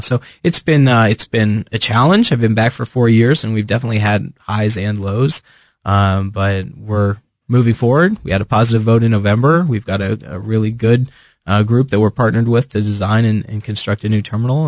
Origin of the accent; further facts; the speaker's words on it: Fairfax County, Virginia, United States; now in Kansas City, United States; I grew up on the East Coast. I was born, uh, just outside Washington, D C, on the Virginia side and lived almost all my life. Grew up grew up there